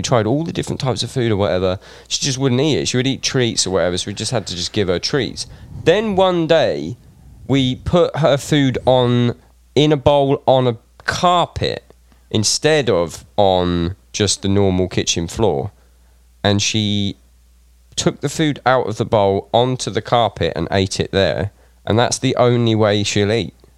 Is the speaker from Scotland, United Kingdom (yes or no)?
no; Reading, South East England, United Kingdom; I'm from Reading